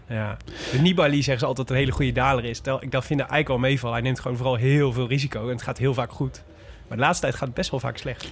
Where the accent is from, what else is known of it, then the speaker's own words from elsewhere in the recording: North Brabant, Netherlands; ik kom uit Brabant, dus dat is natuurlijk vlakbij Vlaanderen